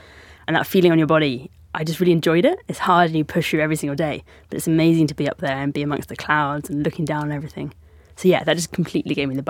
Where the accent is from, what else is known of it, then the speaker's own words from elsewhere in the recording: Devon, South West England, United Kingdom; I grew up in Devon, like right on the south coast of Devon, like probably as far from any mountains as you can get in the UK.